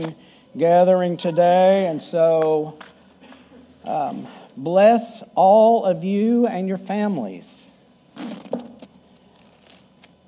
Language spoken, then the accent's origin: English; Texas, United States; Growing up in Texas